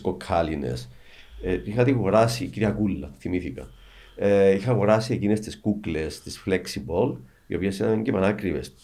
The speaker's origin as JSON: {"language": "Greek", "country": "Cyprus", "said": "είμαστε από την Κύπρο, είμαι με την αδελφή μου"}